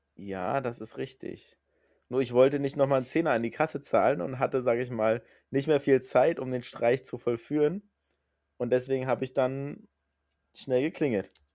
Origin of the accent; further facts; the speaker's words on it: Berlin, Germany; now in Hamburg, Germany; aus meiner alten Heimat, aus Berlin